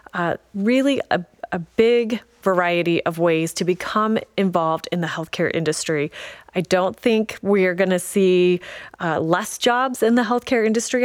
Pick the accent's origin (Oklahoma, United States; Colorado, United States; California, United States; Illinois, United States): Colorado, United States; Paonia; also born or lived in Grand Junction, Colorado; I am a Western Slope native, uh, born and raised in Peonia